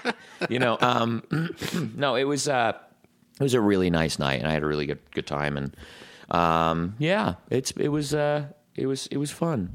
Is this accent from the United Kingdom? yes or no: yes; Scotland, United Kingdom; as a Scotsman